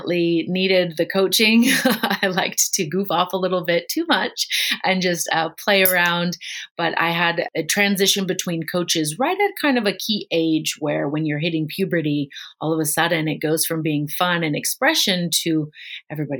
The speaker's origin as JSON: {"language": "English", "town": "Chicago", "region": "Illinois", "country": "United States", "tie": "born or raised there", "also_born_or_lived": "Hong Kong", "moved": "yes", "said": "I grew up in Chicago, Illinois, and that was definitely one of the major sports there"}